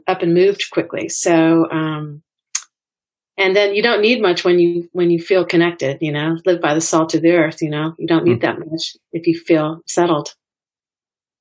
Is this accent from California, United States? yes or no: yes; California, United States; moved away; also born or lived in Nashville; I grew up in California, but I hadn't lived here for a long time.